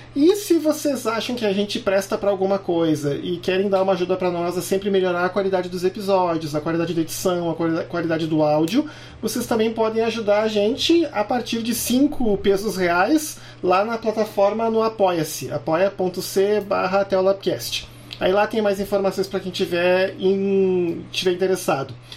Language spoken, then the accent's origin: Portuguese; Canoas, Rio Grande do Sul, Brazil; also born or lived in Porto Alegre; Como eu nasci em Porto Alegre e me criei na cidade de Canoas